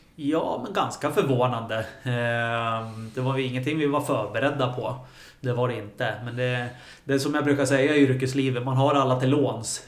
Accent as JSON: {"language": "Swedish", "town": "Gävle", "region": "Gävleborg County", "country": "Sweden", "tie": "born or raised there", "said": "som många andra killar som är födda och uppvuxna här i Gävle"}